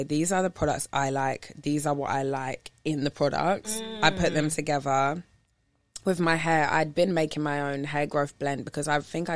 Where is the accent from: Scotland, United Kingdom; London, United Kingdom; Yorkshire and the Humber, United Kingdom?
London, United Kingdom; moved away as an adult; also born or lived in New York; now in Los Angeles, United States; the only like two female DJs from London that are DJing together